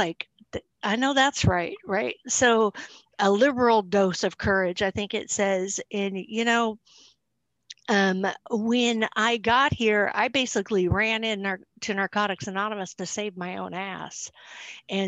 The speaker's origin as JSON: {"language": "English", "town": "Salem", "region": "Oregon", "country": "United States", "said": "I'm from Salem, Oregon"}